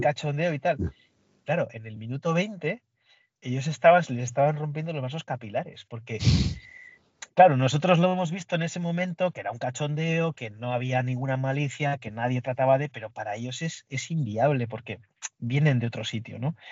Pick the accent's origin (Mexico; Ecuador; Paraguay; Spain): Spain; Basque Country; Yo soy del País Vasco